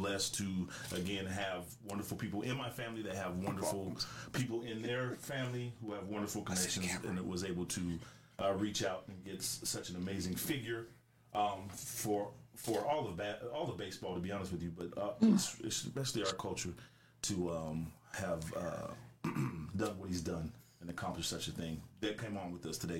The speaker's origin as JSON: {"language": "English", "area": "Bay Area", "region": "California", "country": "United States", "tie": "born or raised there", "said": "I'm from Bay Area, and the part of town I lived in, there was no baseball"}